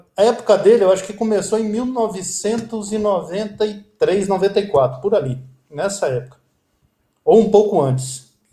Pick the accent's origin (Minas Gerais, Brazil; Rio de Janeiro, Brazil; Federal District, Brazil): Federal District, Brazil; Brasília; also born or lived in Recife, Pernambuco; Eu nasci em 1966, em Recife, Pernambuco. Meu sotaque não se aparenta, porque eu sou de Brasília. Desde pequeno eu vim para cá, para Brasília